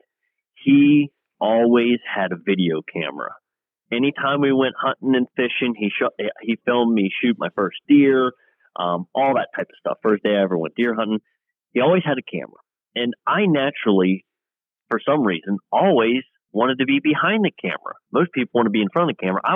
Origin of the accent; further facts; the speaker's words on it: Clarion County, Pennsylvania, United States; am from Clarion County, Pennsylvania